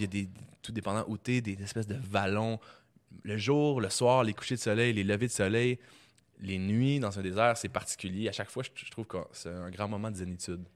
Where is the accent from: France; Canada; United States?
Canada; Quebec; je viens du Québec